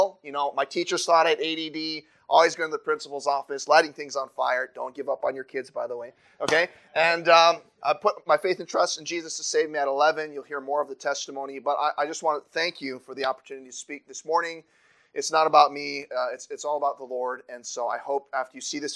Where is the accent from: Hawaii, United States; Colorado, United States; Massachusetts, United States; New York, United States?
Hawaii, United States; moved away as an adult; also born or lived in North Africa; I was born and raised in the state of Hawaii. Born and raised in Hawaii.